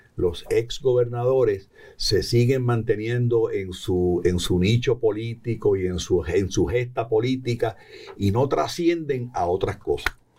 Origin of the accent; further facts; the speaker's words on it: Puerto Rico; como puertorriqueños y puertorriqueñas